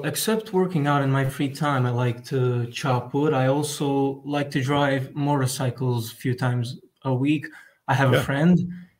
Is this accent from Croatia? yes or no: yes; Croatia; I'm 18. I'm from Croatia